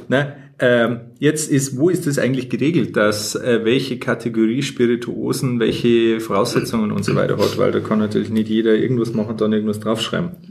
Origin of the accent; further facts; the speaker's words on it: Bavaria, Germany; accent: Bavarian; wir eigentlich beide aus Bayern sind und eigentlich normalerweise auch bayerisch reden